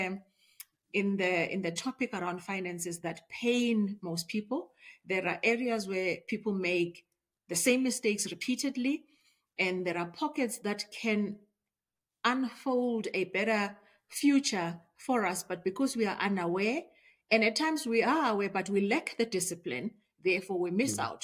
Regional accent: Springs, Gauteng, South Africa; also born or lived in Tembisa; I was born and raised in the East Rand, in Springs particularly

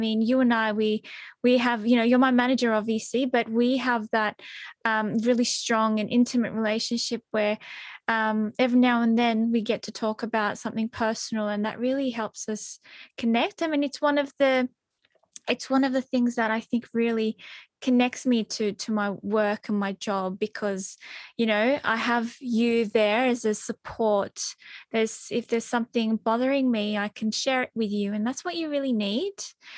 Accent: Turkey; People often go, oh, you don't look Turkish.

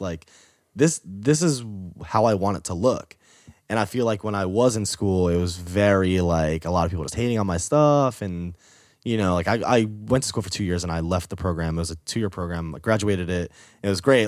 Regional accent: New York, United States; moved away as an adult; also born or lived in Boston; that's when I moved from New York to Boston

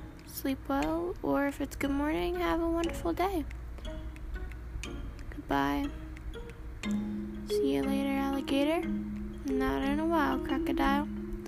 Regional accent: Bloomington, Illinois, United States; from Bloomington, Illinois, and I'm 13. I was born September 15, 2007 at 12 o'clock at night.

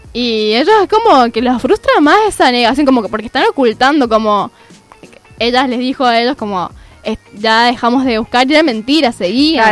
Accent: San Juan, Argentina; now in Córdoba, Argentina; porque soy sanjuanina

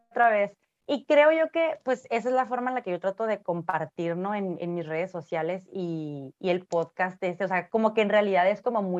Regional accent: Ciudad Obregón, Sonora, Mexico; born there; now in Tijuana, Mexico; eh, soy bueno, nací en Ciudad Obregón, Sonora, pero actualmente vivo en Tijuana, tengo 36 años.

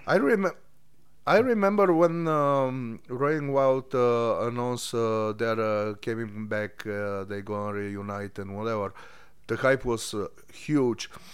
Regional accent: Bulgaria; moved away as an adult; I'm, uh, from Bulgaria. I moved from Bulgaria, like, ten years ago

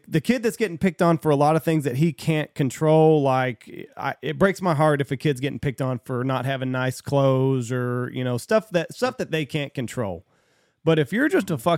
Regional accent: Texas, United States; I'm not from California. I'm from Texas

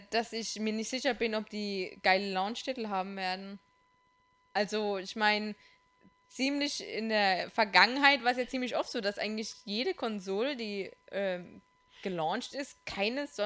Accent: Kurpfalz, Germany; Kurpfalz, ich komme aus der Kurpfalz.

